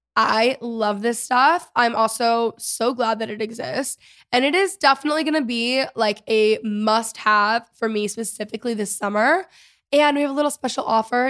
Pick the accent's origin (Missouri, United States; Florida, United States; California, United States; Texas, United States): Texas, United States; I'm a Texan, you know, like, I grew up here.